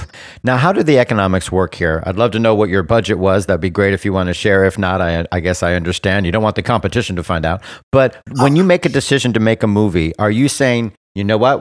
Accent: Bermuda; my home country of Bermuda

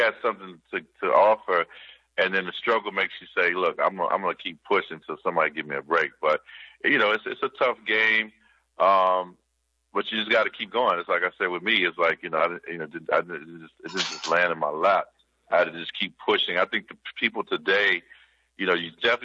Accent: Kansas City, Missouri, United States; moved away as an adult; also born or lived in St. Louis, Missouri; I came from Kansas City. I'm born in St. Louis, so I claim both. So it was like St. Louis, Missouri, Kansas City, Missouri, but mainly raised in Kansas City.

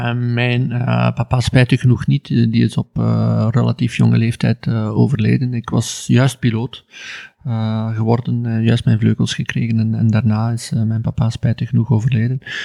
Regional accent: Ghent, Flanders, Belgium; ik ben opgegroeid in Gent, eh, in Ledenberg, een kleine deelgemeente van Gent

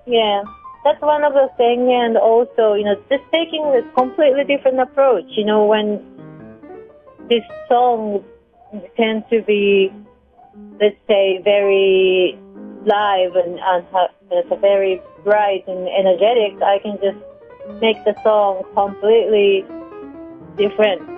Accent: Hamamatsu, Shizuoka, Japan; English is a second language; moved away as an adult; my hometown Hamamatsu, Japan

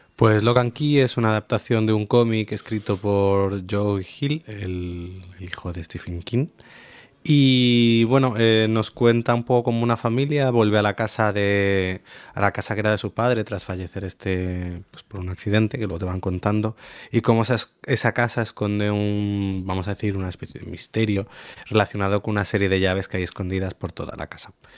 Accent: Spain; mí como espectador español

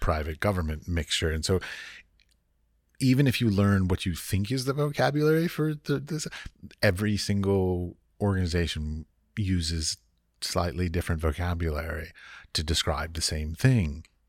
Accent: United States; moved away as an adult; I was raised in America.

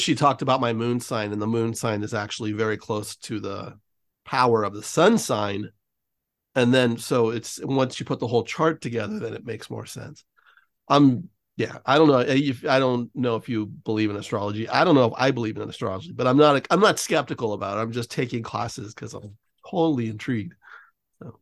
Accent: San Francisco, California, United States; now in Los Angeles, United States; I grew up in San Francisco, so I'm very used to fog and cold and dreary

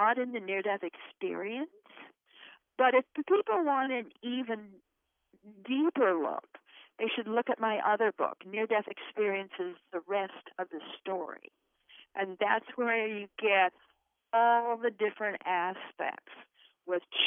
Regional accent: Idaho, United States; we come from Idaho. We're Idahoans, and Idahoans are plain speakers.

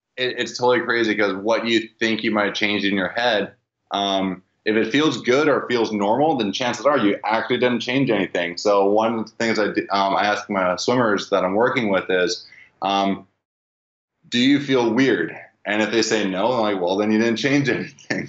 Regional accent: Vancouver, British Columbia, Canada; I'm from Vancouver

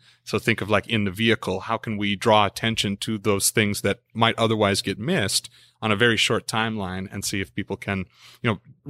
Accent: Midwest, United States; also born or lived in Lincoln, Nebraska; now in Texas, United States; I grew up in a lot of different places in the United States, mostly in the Midwest. And then I came out of Lincoln, Nebraska. It's my last residence with family, I suppose.

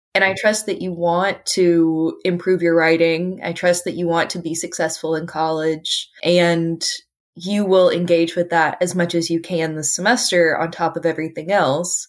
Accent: Appalachia, United States; I'm an Appalachian

